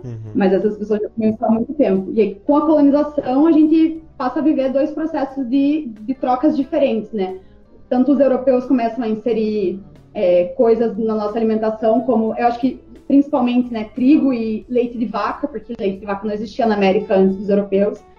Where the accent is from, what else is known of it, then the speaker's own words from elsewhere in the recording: Brazil; a gente se reconhece como brasileiros